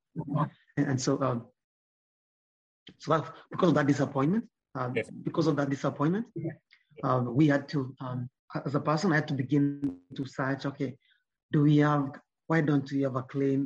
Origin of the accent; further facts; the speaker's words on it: Nyamira, Nyamira County, Kenya; I grew up in Nyamira